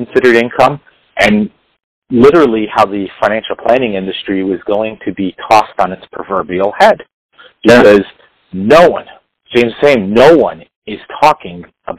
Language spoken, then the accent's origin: English; New York City, New York, United States; accent: New York; you could probably tell by my accent, I'm a New York City area guy